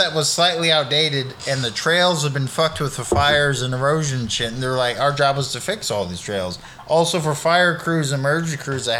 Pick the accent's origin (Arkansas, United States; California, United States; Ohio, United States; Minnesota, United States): California, United States; Sacramento; moved away; I'm from the West Coast.